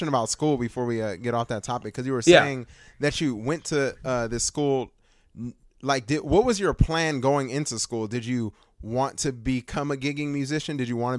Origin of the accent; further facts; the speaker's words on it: Long Beach, California, United States; moved away; I was actually born in Long Beach.